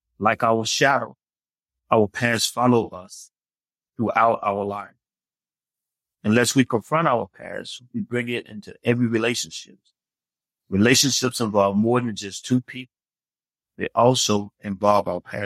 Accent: Memphis, Tennessee, United States; now in Atlanta, United States; I'm a Southern boy. I grew up in Memphis, Tennessee.

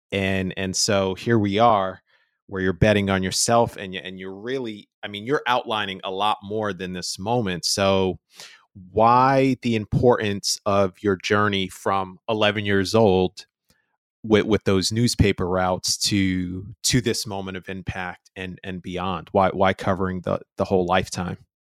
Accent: New York, United States; I'm from New York

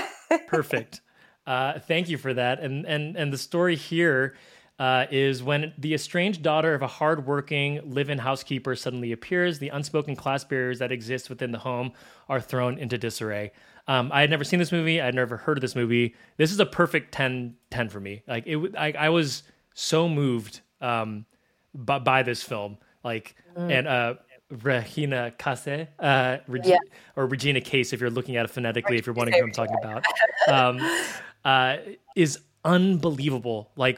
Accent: Philippines; so I'm Filipino, and there's a very similar, you know, live-in, babysitter, live-in housekeeper in the Philippines.

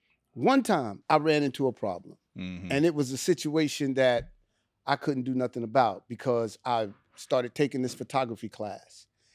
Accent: Richmond, California, United States; Growing up in Richmond, man, no. See, because that's the Bay Area.

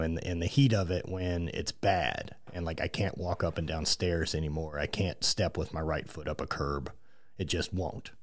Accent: Louisiana, United States; more my neck of the woods growing up in Louisiana

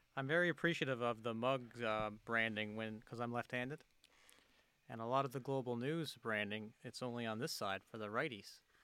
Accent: near Grand Falls-Windsor, Newfoundland and Labrador, Canada; in the next town over from us, Grand Falls, Windsor, Newfoundland, which is about ten minute drive from my hometown.

